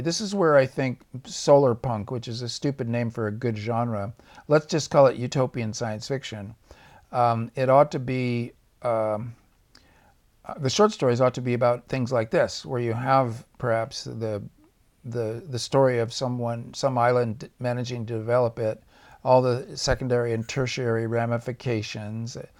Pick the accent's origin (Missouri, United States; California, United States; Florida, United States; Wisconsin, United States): California, United States; Orange County; I came from Orange County when I was a kid. It was actually Orange Groves. And, um, as I grew up, I watched the Orange Groves get torn out